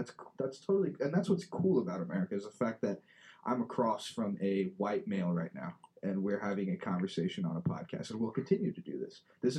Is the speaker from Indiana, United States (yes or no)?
yes; Fishers, Indiana, United States; I grew up in Fishers, Indiana, a predominantly white city. And I loved it here. I love it here. I love it at Fishers. Oh my gosh. I would not live anywhere else.